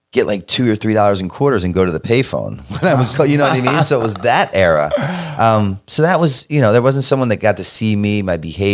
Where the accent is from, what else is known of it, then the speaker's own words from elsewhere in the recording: Baltimore, Maryland, United States; Because I'm from Baltimore.